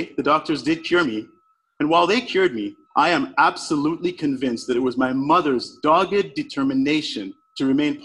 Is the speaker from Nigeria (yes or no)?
yes; Nigeria; I was born in Nigeria. I was born in post-Civil War Nigeria